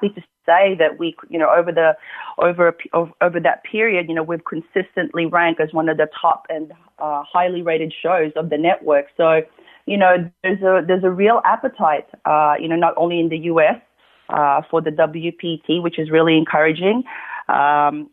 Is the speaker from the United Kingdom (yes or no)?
no; Melbourne, Victoria, Australia; moved away; I'm originally from Melbourne, Australia